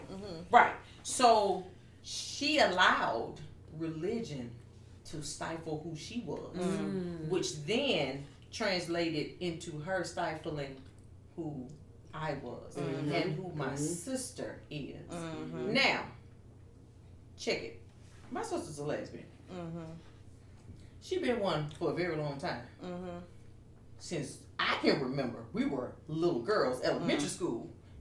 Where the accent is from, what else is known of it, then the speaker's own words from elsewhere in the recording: the South, United States; I was born and raised here in the South